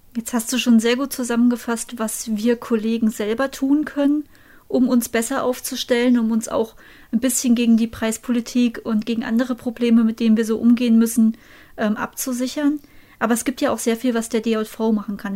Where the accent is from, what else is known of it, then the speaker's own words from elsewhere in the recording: Thuringia, Germany; bei uns in Thüringen